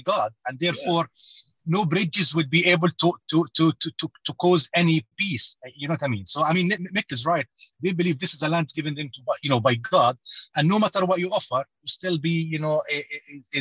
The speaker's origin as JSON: {"language": "English", "town": "Gaza", "region": "Gaza Strip", "country": "Palestine", "also_born_or_lived": "Scotland", "moved": "yes", "lives_now": "Glasgow, United Kingdom", "said": "a refugee in Gaza. I'm not from Gaza originally. My father or my grandfather migrated."}